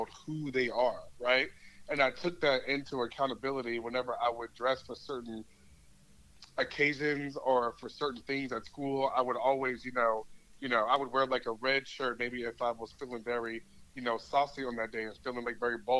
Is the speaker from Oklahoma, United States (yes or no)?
no; Columbia, South Carolina, United States; I am from Columbia, South Carolina, born and raised.